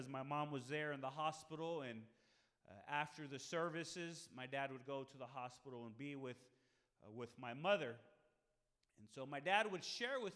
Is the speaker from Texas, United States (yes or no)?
yes; San Marcos, Texas, United States; moved away; I'm originally from San Marcos